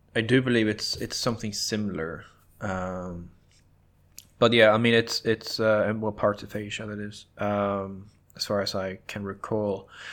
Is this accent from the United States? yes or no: no; Norway; growing up in Norway